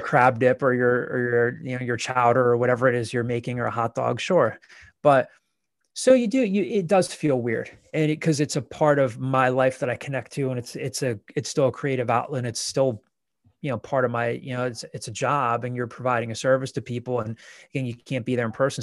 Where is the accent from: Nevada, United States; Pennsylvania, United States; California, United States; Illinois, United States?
Pennsylvania, United States; Downingtown; I'm from, I'm from Downing Town and went to a, a big hi, Downing Town is now split into two high schools and went to a large high school